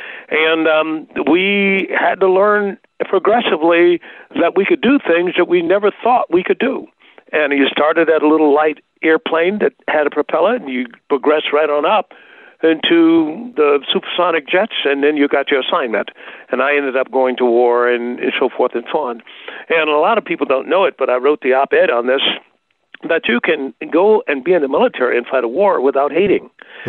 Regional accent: Tuskegee, Alabama, United States; And so the legacy of that was very present in the Tuskegee area. And so Tuskegee itself, small town, but had a big legacy.

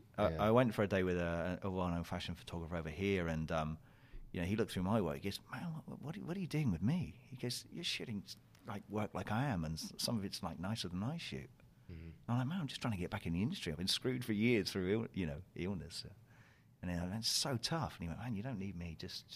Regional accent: South West England, United Kingdom; I'm from Cornhole. Yeah, I'm from that Cornhole, yeah. Even though I don't have the accent.

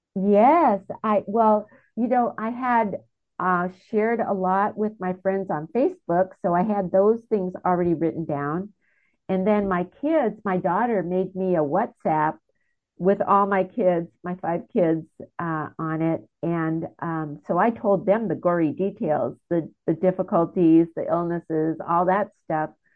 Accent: United States; I'm an American

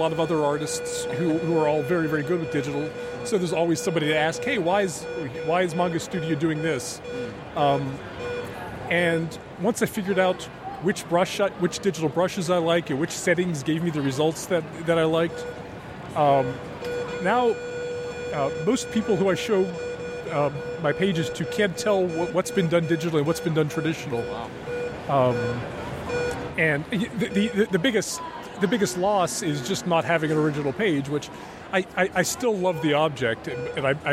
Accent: Portland, Oregon, United States; Rose City Comic Con, which is my hometown show

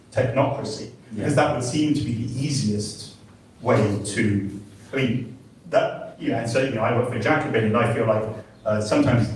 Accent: England, United Kingdom; I'm English

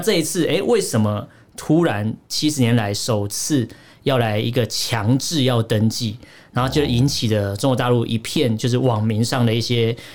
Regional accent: Taiwan; 我一个台湾人

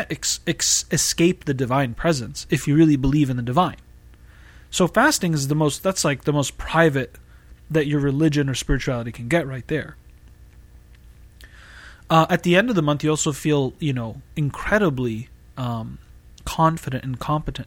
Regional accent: Boston, Massachusetts, United States; moved away as an adult; now in California Bay Area, United States; I was born and raised in Massachusetts

